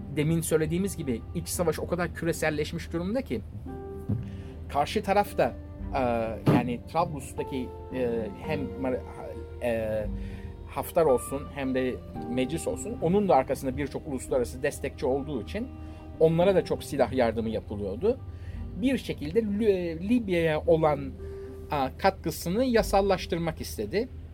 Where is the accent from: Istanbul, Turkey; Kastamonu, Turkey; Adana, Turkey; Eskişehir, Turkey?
Istanbul, Turkey; biz İstanbullular olaraktan yani e, Rus gemilerine aşinayız